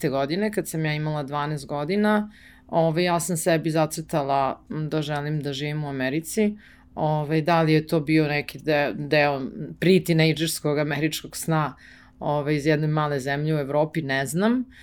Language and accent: Croatian; Belgrade, Serbia; Beograd moj grad i zato što sam tu odrasla